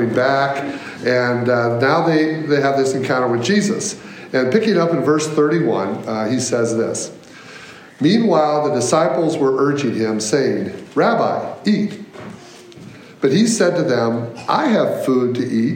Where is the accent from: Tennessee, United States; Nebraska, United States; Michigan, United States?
Michigan, United States; moved away as an adult; also born or lived in Virginia; now in Chicago, United States; I'm from Michigan. My wife and I both grew up in Michigan